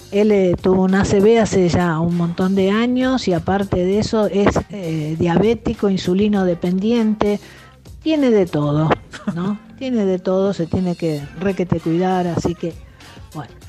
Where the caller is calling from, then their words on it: Villa Urquiza, Buenos Aires, Argentina; estamos acá paseando a mi perrita que se llama Reina